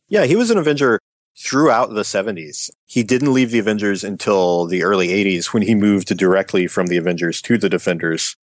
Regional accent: Appalachian Mountains, United States; as someone who was born and raised in the Appalachian Mountains

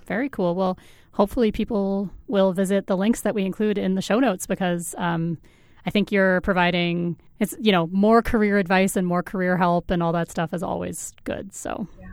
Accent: Colorado, United States; now in Canada; I'm from Colorado originally

